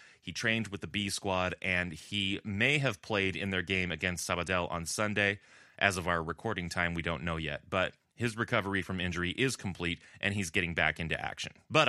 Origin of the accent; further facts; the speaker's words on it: Southern California, United States; now in Buffalo, United States; in Southern California, where I grew up, this is the time of year where you're starting to get the Santa Ana winds coming in.